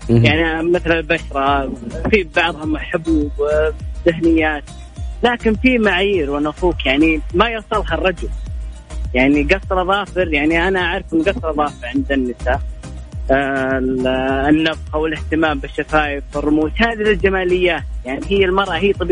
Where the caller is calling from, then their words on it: Rafha, Northern Borders Province, Saudi Arabia; آه، من رفحة